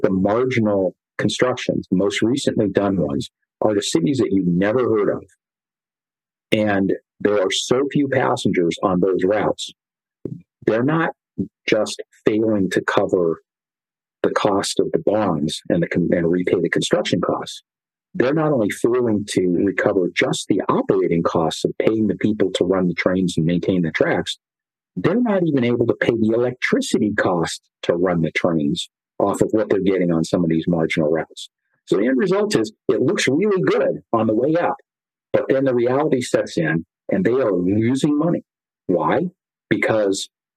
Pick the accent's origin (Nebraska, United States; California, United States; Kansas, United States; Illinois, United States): California, United States; I grew up in California as a kid